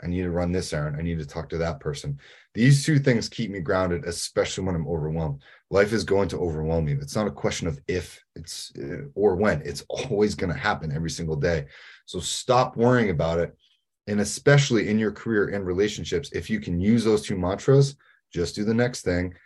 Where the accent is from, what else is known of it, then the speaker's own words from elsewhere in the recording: New England, United States; I'm from New England.